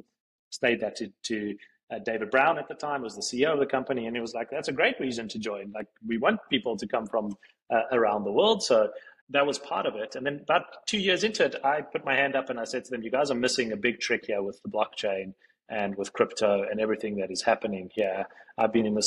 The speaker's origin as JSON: {"language": "English", "town": "Johannesburg", "region": "Gauteng", "country": "South Africa", "tie": "born or raised there", "moved": "as an adult", "lives_now": "New York, United States", "said": "a kid growing up in Johannesburg, South Africa, who's into tech"}